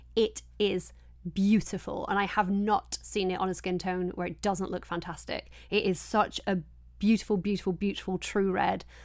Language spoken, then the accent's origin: English; Yorkshire and the Humber, United Kingdom; I'm from Yorkshire